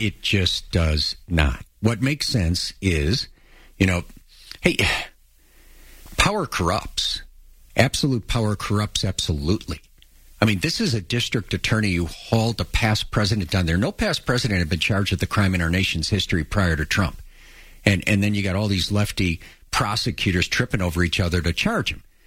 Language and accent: English; Chicago, Illinois, United States; we grew up in Chicago first in an apartment on the south side